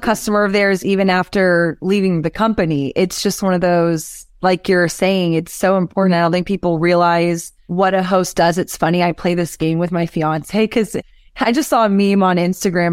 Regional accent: Austin, Texas, United States; growing up in Austin, I had a music blog

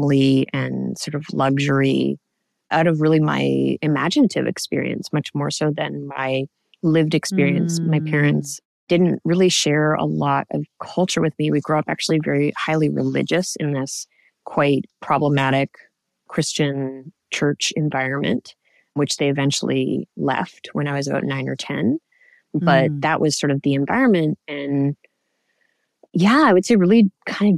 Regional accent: Canada; I grew up in Canada

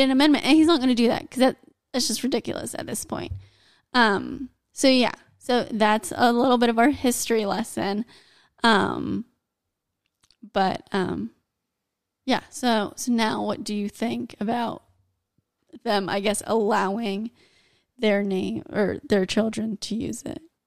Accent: United States; I'm American

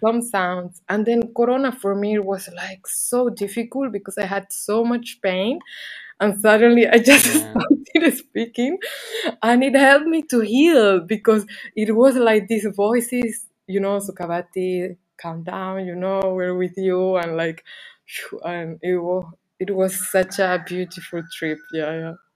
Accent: Canary Islands, Spain; moved away as an adult; also born or lived in England / Barcelona; I was living in England because I'm from Canary Islands, and then I lived some bit in Barcelona.

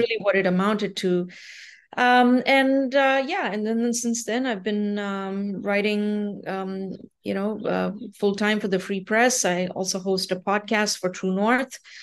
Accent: India; moved away as an adult; also born or lived in Nova Scotia, Canada / Ontario, Canada; now in Canada; I'm originally from India. Um, I, but I, um, came to Canada when I was uh, eighteen years old

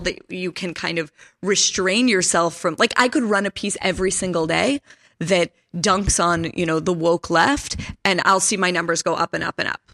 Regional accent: Pittsburgh, Pennsylvania, United States; I'm from Pittsburgh

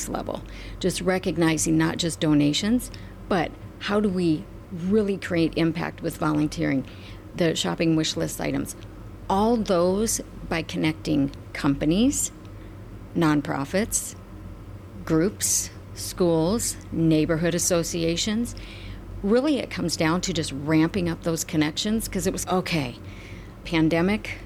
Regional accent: Midwest, United States; now in Omaha, United States; I grew up in the Midwest. I'm a small town grown-up kid

